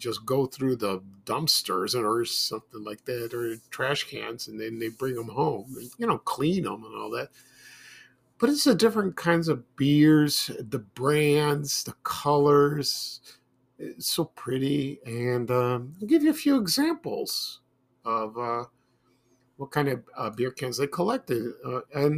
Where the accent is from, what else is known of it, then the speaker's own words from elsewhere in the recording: Chicago, Illinois, United States; when I was growing up in the Ashburn neighborhood in the 1970s, I moved there in 1974